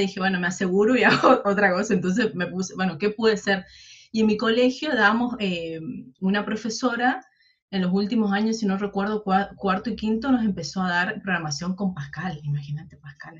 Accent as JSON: {"language": "Spanish", "town": "Charata", "region": "Chaco", "country": "Argentina", "also_born_or_lived": "Corrientes", "moved": "as an adult", "lives_now": "Resistencia, Argentina", "said": "yo soy del interior del Chaco, yo soy de Charata"}